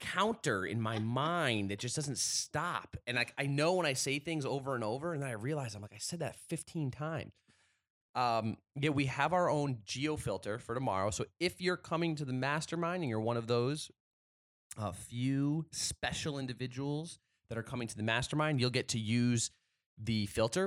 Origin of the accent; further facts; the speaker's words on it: New Haven, Connecticut, United States; moved away; growing up in New Haven